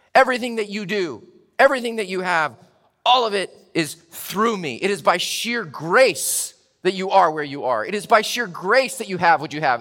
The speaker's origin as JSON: {"language": "English", "town": "Chattanooga", "region": "Tennessee", "country": "United States", "tie": "born or raised there", "moved": "yes", "lives_now": "Richmond, United States", "said": "I flew to my hometown, Chattanooga, to see my little sister and to go to my high school reunion."}